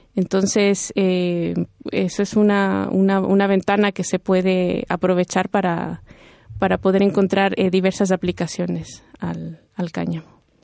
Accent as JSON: {"language": "Spanish", "country": "Ecuador", "moved": "as an adult", "lives_now": "Spain", "said": "Yo vengo de Ecuador y todos mis estudios me los han financiado con la Secretaría de Investigación de, Ecuador"}